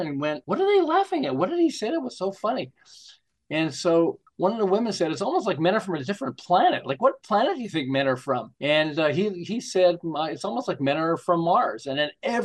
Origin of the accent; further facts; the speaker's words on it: Montreal, Quebec, Canada; now in Southern California, United States; I'm from Montreal originally.